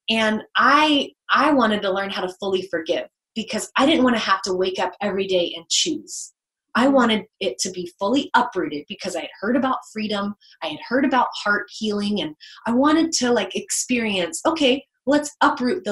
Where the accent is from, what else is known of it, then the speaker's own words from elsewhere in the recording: the South, United States; I grew up in the South